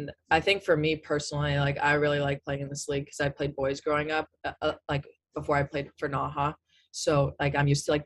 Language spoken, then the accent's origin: English; California, United States; moved away as an adult; since I'm from California